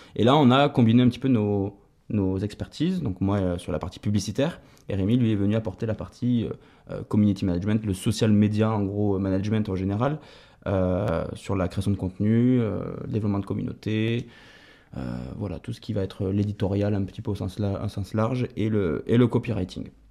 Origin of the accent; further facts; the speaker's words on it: Toulouse, Occitania, France; J'ai d'abord travaillé en agence de communication à Toulouse, puisque, je suis toulousain.